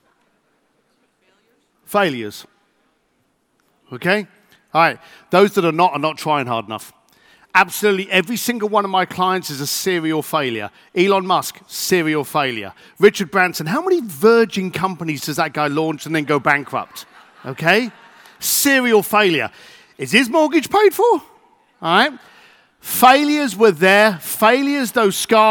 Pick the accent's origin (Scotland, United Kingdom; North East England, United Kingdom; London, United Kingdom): London, United Kingdom; I'm an Irish boy from East London